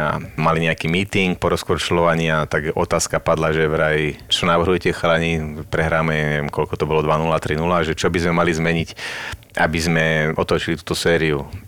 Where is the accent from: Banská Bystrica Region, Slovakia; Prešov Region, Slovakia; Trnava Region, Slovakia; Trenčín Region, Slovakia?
Trenčín Region, Slovakia; Prievidza; moved away as an adult; doma v Prievidzi